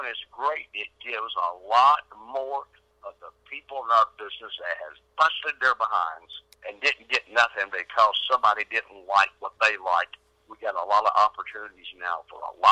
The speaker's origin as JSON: {"language": "English", "town": "Nashville", "region": "Tennessee", "country": "United States", "tie": "born or raised there", "said": "Nashville, Tennessee, my hometown"}